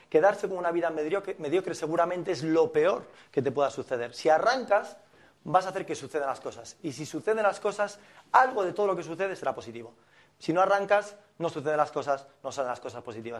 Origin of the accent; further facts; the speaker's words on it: Fisterra, Galicia, Spain; moved away; soy de Finisterre, de Galicia